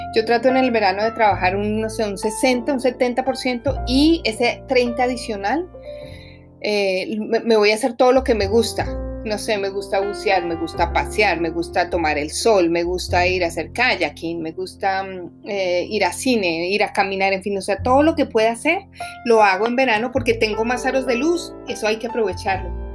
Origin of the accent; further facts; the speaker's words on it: Bogotá, Colombia; moved away; Yo soy colombiana, viví en Bogotá, he vivido en varias partes del mundo, pero normalmente pues yo vengo de una ciudad donde siempre está nublado y gris, como Bogotá